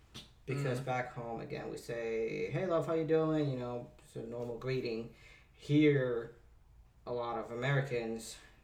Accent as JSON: {"language": "English", "country": "Puerto Rico", "said": "I'm from Puerto Rico, and we say that just normal"}